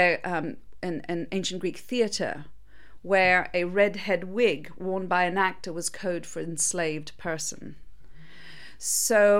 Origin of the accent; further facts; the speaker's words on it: Mauritius; I'm from Mauritius